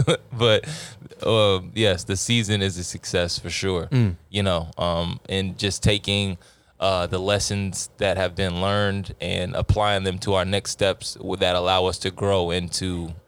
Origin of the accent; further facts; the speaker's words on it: Texas, United States; I'm from Texas. I don't know nothing about that.